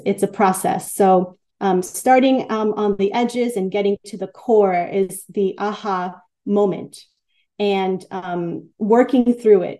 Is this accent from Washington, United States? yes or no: no; New York City, New York, United States; I grew up in in in Queens